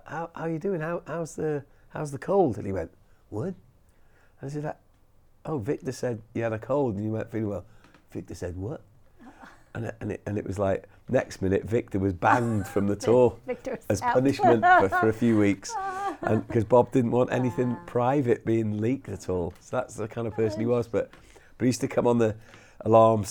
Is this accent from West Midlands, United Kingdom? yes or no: no; Wales, United Kingdom; everyone thinks we're American, but we're really from Wales